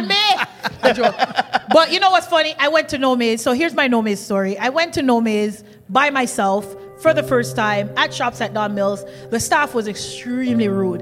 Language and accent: English; Kingston, Jamaica; now in Toronto, Canada; I come from Jamaica, Kingston